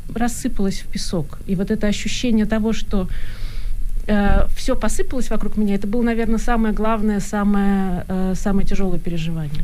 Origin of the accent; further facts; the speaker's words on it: Saint Petersburg, Russia; moved away as an adult; now in Germany; я человек из России, из Петербурга, да, я до 30 лет жила в Петербурге, и у меня была какая-то ностальгия, у меня была какая-то, у меня было там счастливое детство